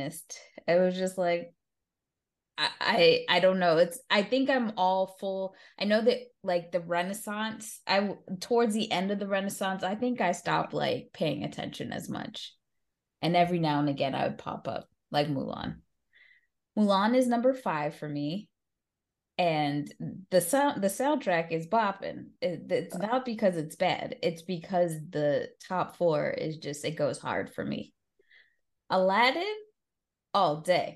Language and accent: English; Jamaica; As a Jamaican